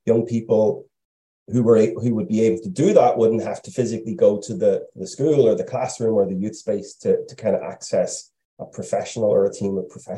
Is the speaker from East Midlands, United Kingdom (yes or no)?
no; Lurgan, Northern Ireland, United Kingdom; I was born and raised in Lurgan, County Armagh, back in the late 80s into the 90s.